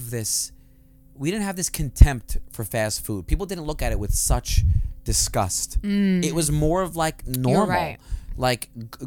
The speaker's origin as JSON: {"language": "English", "town": "New York City", "region": "New York", "country": "United States", "said": "I'm from Staten Island"}